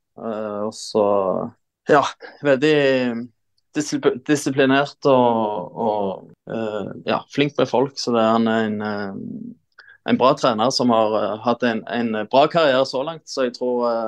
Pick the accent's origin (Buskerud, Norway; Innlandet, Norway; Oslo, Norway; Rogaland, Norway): Rogaland, Norway; Jørpeland; moved away; hjemme på Jørpeland, var på ferie hjemme